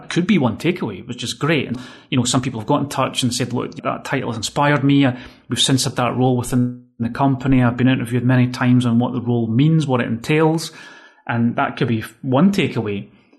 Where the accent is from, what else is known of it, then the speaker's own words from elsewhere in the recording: Scotland, United Kingdom; accent: Scottish; now in Spain; that's since 2003, actually, I've been living in Spain. And as you can hear, I've completely lost all my Scottish accent, right?